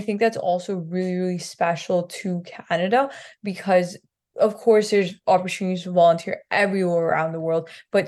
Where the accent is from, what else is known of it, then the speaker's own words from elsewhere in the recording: Punjab, India; I grew up in Punjab, which is sort of in the northern region of India.